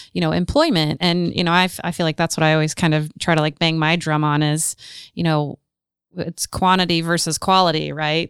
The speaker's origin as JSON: {"language": "English", "town": "Marion", "region": "Indiana", "country": "United States", "tie": "born or raised there", "also_born_or_lived": "Bloomington", "said": "That's in my hometown."}